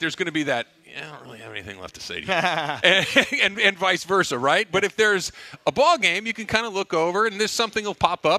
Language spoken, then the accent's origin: English; Arcadia, California, United States; I grew up in Arcadia, right? I grew up literally a 5-iron from Santa Anita.